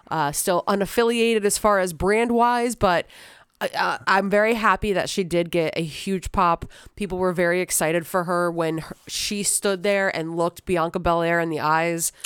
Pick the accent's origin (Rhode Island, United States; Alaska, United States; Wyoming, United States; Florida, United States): Florida, United States; St. Petersburg; born and raised in Saint Petersburg